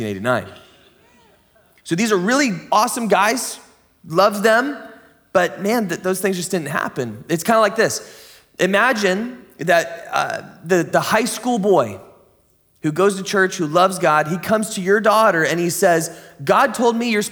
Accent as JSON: {"language": "English", "town": "San Diego", "region": "California", "country": "United States", "tie": "born or raised there", "moved": "yes", "lives_now": "Grants Pass, United States", "said": "I grew up in the San Diego kind of area"}